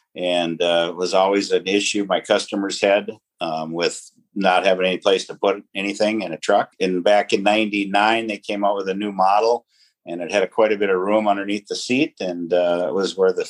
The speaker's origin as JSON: {"language": "English", "town": "Fergus Falls", "region": "Minnesota", "country": "United States", "tie": "born or raised there", "said": "I did. Yep."}